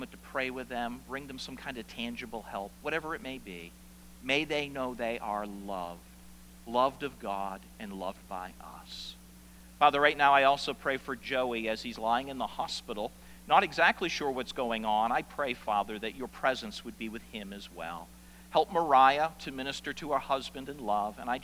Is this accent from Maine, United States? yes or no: yes; South Portland, Maine, United States; my family moved from the house that I was born in South Portland, Maine, to a brand new subdivision in South Portland. And I went to a brand new school